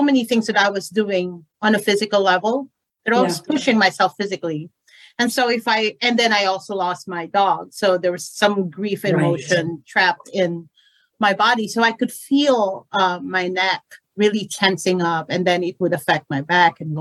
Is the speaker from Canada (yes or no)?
no; Philippines; I'm from the Philippine culture.